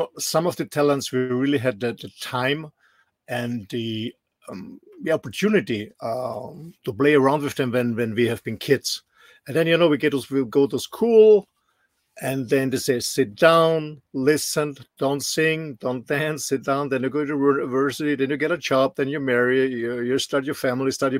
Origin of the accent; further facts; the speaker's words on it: Austria; moved away; Austria has no sea access in my home country